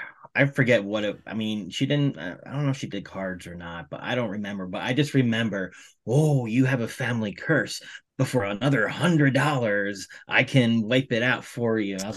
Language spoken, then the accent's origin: English; Jersey Shore, New Jersey, United States; us growing up on the Jersey Shore